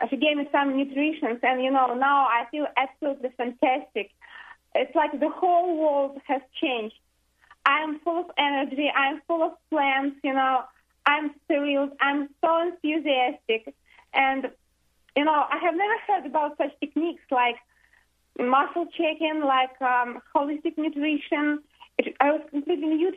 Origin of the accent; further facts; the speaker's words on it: Russia; moved away as an adult; now in United States; I'm from Russia. We have been here only for 2.5 months